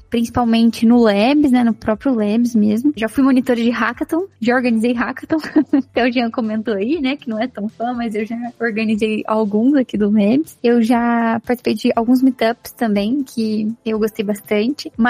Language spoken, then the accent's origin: Portuguese; Guaxupé, Minas Gerais, Brazil; Eu também sou mineira.